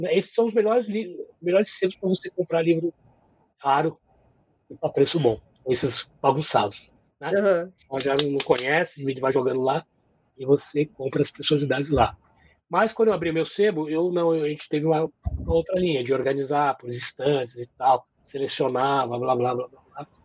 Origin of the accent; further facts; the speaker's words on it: São Paulo, Brazil; moved away as an adult; now in Curitiba, Brazil; Sou paulistano, nasci em 1963, né? Já faz aí né? quase na metade do século passado. Vivi em São Paulo até 2006